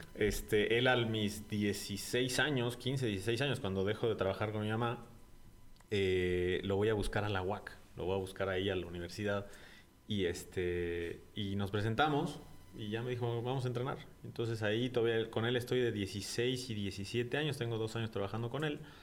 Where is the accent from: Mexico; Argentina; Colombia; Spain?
Mexico; Santiago de Querétaro, Querétaro; also born or lived in Mexico City; yo nací en el DF, eh, pero a los ocho meses prácticamente se vinieron mis papás